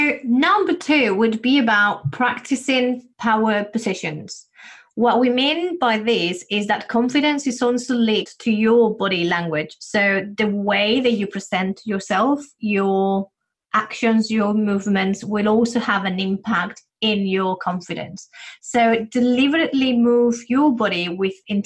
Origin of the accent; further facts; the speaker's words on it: Spain; moved away as an adult; now in United Kingdom; when I came to the UK, I'm originally from Spain